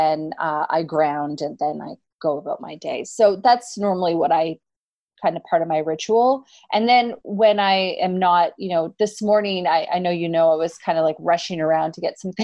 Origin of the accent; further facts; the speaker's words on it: Canada; Canadians, we say awesome because lots of things are awesome.